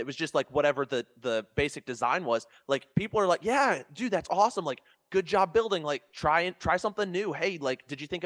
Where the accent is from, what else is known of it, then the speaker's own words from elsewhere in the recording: Ohio, United States; I'm from Ohio